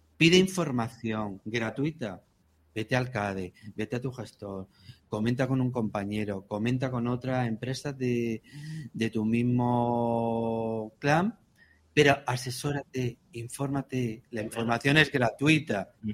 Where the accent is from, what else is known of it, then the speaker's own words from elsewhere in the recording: La Puerta de Segura, Andalusia, Spain; yo soy de la Puerta de Segura